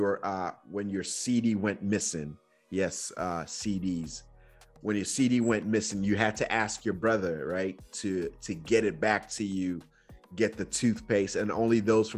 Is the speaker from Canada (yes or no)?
no; Nigeria; moved away; I grew up in Nigeria at that phase